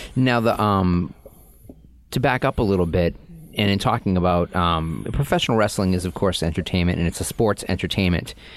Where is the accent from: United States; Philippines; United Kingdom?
United States; Boston, Massachusetts; accent: Boston